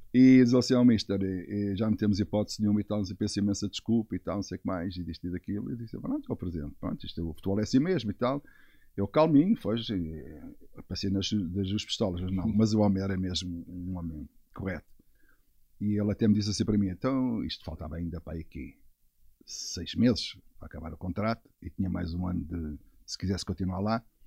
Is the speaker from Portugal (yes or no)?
yes; Portugal; Sou português